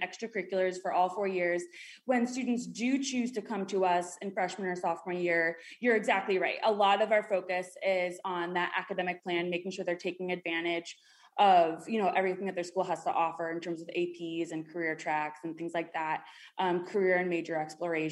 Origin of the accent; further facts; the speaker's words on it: New York, United States; moved away as an adult; also born or lived in Miami; So I'm from New York originally, and then I went down south to the University of Miami